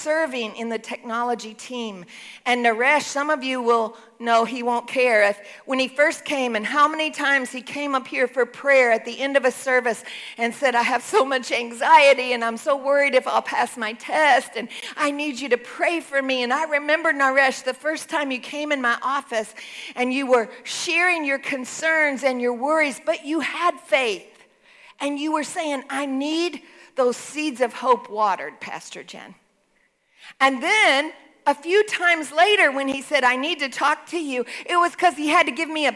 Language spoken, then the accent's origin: English; Texas, United States; I'm a Texan